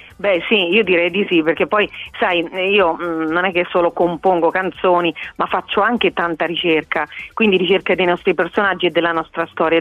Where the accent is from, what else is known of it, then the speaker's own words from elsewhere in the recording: Abruzzo, Italy; accent: Abruzzese; mi sono riavvicinata a quelle che sono le nostre origini, i nostri personaggi, la nostra lingua abruzzese, perché è una vera e propria lingua. E ho detto, "Perché mi devo vergognare del mio dialetto